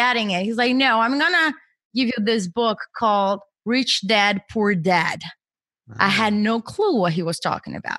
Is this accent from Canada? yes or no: no; Brazil; moved away as an adult; now in United States; I was born and raised in Brazil, and I came to the U.S. for my master's degree